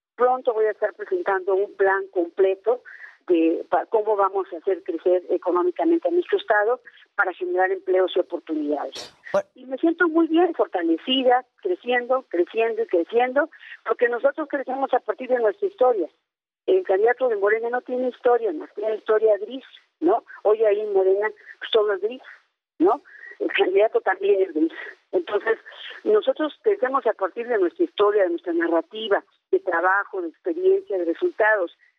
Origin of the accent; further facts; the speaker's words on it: Sierra de Hidalgo, Mexico; Yo en mi pueblo, que es la Sierra de Hidalgo